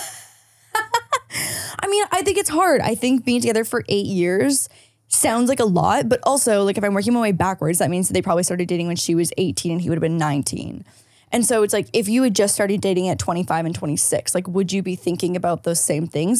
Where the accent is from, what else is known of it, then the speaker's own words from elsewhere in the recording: St. Catharines, Ontario, Canada; moved away; my hometown, Saint Catharines